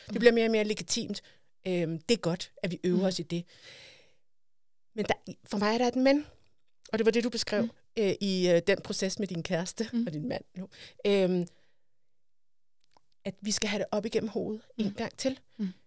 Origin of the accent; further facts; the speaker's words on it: Denmark; Altså, vi er jo danskere.